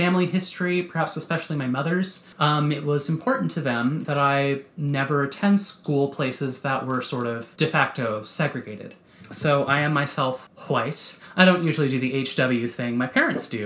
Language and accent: English; United States; moved away; leaving my hometown